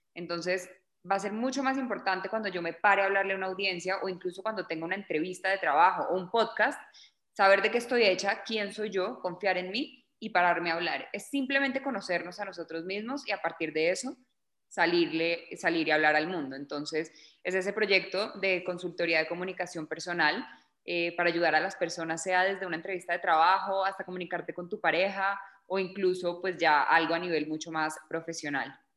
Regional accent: Bogotá, Colombia; also born or lived in Miami, United States; soy colombiana, nací en Bogotá

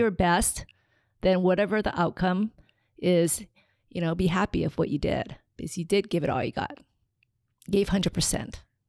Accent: Hilo, Hawaii, United States; also born or lived in Tokyo, Japan; I was, uh, born in Tokyo, Japan, and raised in Hilo

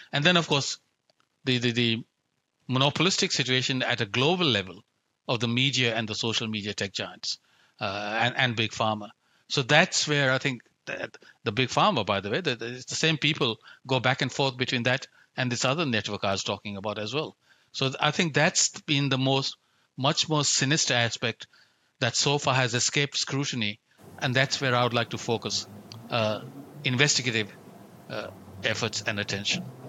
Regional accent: India; now in Australia; I grew up in India, where risk is an everyday reality

